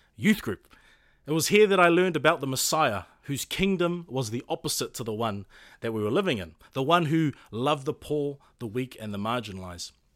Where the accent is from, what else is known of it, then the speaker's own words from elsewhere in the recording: Auckland, New Zealand; also born or lived in Puketāpapa, Auckland; I grew up in Orchara in Manureo and currently reside in Puketapapa